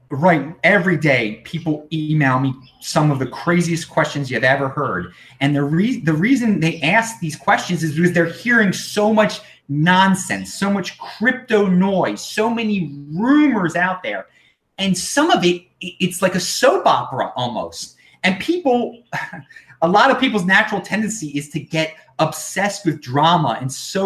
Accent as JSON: {"language": "English", "country": "United States", "said": "I'm from the United States"}